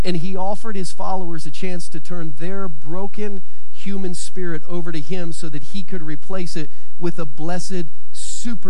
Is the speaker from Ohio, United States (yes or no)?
yes; Southern Ohio, United States; the one that I grew up in Southern Ohio.